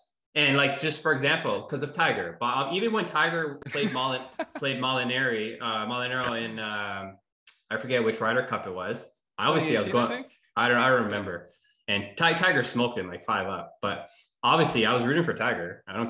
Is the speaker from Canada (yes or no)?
yes; Canada; Even though I am Canadian, so you would think I'd be more into that. Although I am Italian, so you could say I'm European.